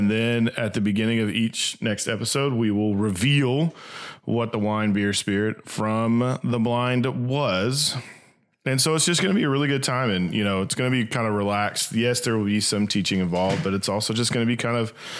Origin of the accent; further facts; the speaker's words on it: Little Rock, Arkansas, United States; we are from Little Rock, Arkansas